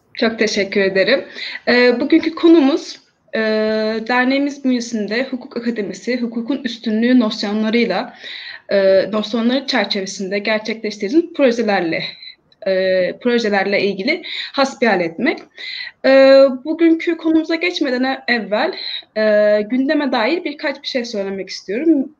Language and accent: Turkish; İzmir, Turkey; ben İzmirliyim ve e, her gün haberlerde gördüğümüz o yerler yani e, en çok hasar alan yerlerden birisi olan Bornova ilçesi benim doğup büyüdüğüm